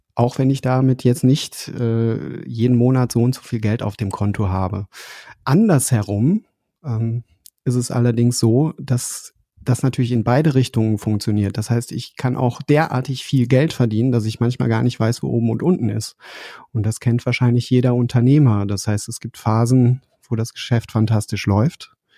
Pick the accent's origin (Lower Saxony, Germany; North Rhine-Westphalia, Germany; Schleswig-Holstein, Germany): North Rhine-Westphalia, Germany; Dortmund; moved away; ich bin in Dortmund aufgewachsen, wohne mhm. jetzt nicht mehr dort